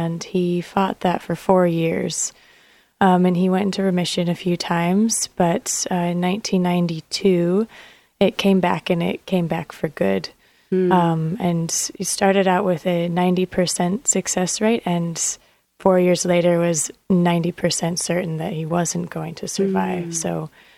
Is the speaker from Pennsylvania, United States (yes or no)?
no; Portland, Oregon, United States; moved away as an adult; also born or lived in California; now in Australia; I've been living in Australia the past few years, but I'm from California originally, but grew up in Portland. We moved to Portland when my dad needed cancer treatment. So that was when I was about 4 years old